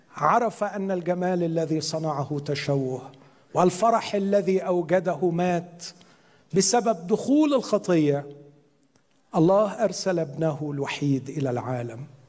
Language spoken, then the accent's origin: Arabic; Upper Egypt, Egypt; عندنا في الصعيد